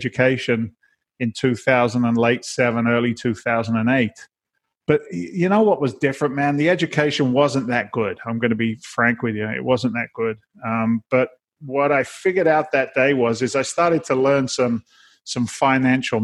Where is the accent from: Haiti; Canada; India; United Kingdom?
United Kingdom; south of England; accent: Boston; moved away as an adult; also born or lived in London, United Kingdom; now in Boston, United States; I came from England. I was born in London. I was raised in the south of England.